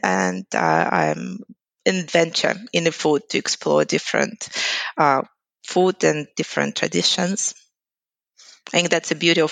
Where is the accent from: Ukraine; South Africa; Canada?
Ukraine; English is a second language; moved away as an adult; also born or lived in Boston, United States; now in Sydney, Australia; I'm originally from Ukraine